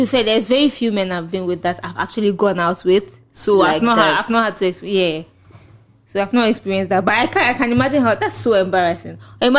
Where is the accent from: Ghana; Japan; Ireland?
Ghana; accent: Ghanaian; if I'm speaking to you in my Ghanaian accent